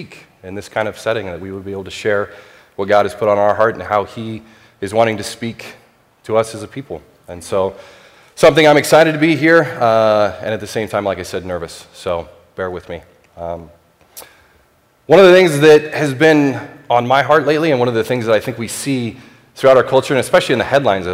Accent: United States; I'm an American.

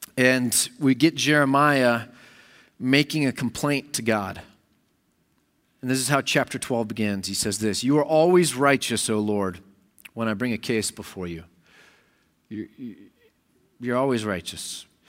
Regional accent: United States; I'm an American

